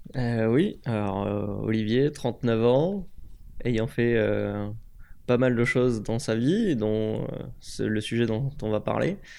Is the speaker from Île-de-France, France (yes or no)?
no; Aix-en-Provence, Provence-Alpes-Côte d'Azur, France; moved away as an adult; also born or lived in Grenoble; je suis originaire d'Aix-en-Provence